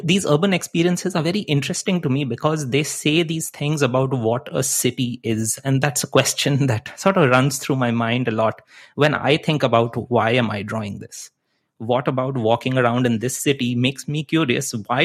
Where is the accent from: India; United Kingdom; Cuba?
India; English is a second language; moved away as an adult; also born or lived in Netherlands / Chicago / Wisconsin; now in Vancouver, Canada; so I came from India, I went to study in the Netherlands, and then I jumped ship and I came to Chicago. I lived in Wisconsin, and now I'm in Vancouver, Canada.